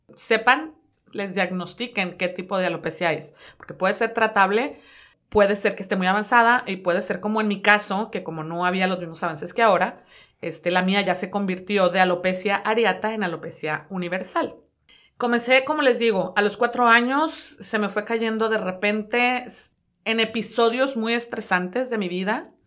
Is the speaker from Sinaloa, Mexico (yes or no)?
yes; Culiacán, Sinaloa, Mexico; moved away as an adult; now in Dallas, United States; soy de la hermosa tierra de Culiacán, Sinaloa, nacida allá